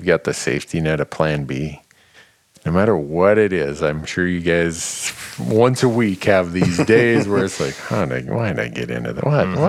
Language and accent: English; Minnesota, United States; Where I grew up in Minnesota